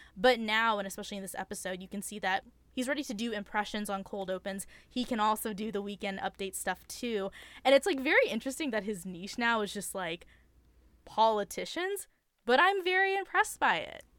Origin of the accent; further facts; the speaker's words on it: California, United States; I too was a Californian suburban teen